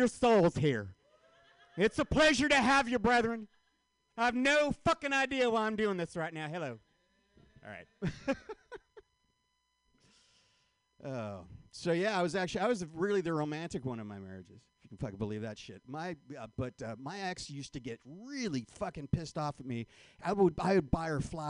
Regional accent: Marin County, California, United States; also born or lived in San Francisco; I was raised in Marin County

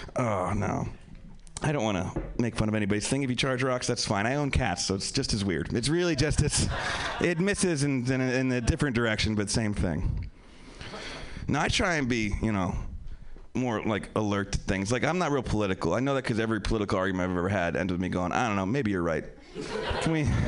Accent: Pennsylvania, United States; also born or lived in New York; now in Los Angeles, United States; I'm from Pennsylvania. I live in L.A. now.

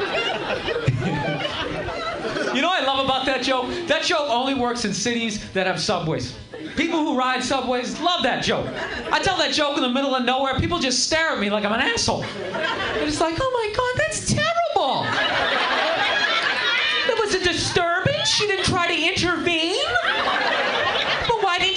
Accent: Boston, Massachusetts, United States; now in New York, United States; I'm actually from Massachusetts

